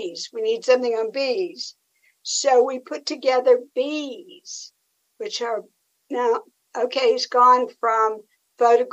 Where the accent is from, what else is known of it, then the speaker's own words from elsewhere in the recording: Tennessee, United States; I'm from Tennessee